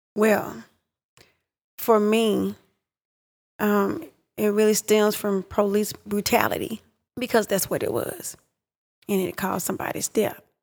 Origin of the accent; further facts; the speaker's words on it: Pittsburg, Texas, United States; I grew up in Pittsburgh, Texas